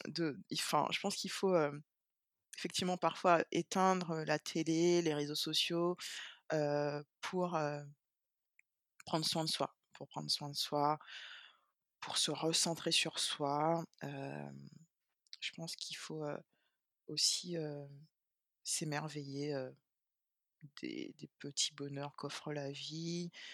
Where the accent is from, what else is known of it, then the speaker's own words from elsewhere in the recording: Guadeloupe; je suis guadeloupéenne